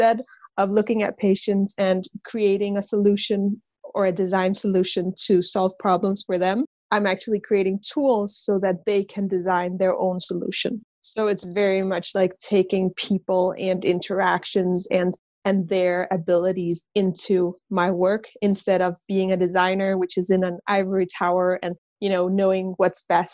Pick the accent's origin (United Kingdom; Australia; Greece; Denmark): Denmark; Copenhagen, Capital Region of Denmark; I'm from Copenhagen, Denmark, born and raised here.